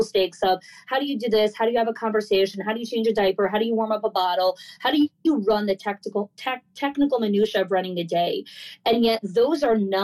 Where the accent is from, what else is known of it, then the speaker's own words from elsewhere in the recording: New Jersey, United States; moved away as an adult; also born or lived in New York; now in Florida, United States; I grew up in New Jersey for the first kind of 22 years of my life